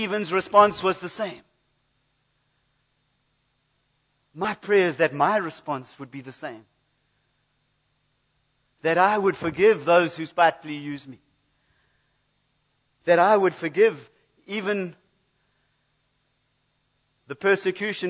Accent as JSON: {"language": "English", "country": "United Kingdom", "said": "I come from Britain"}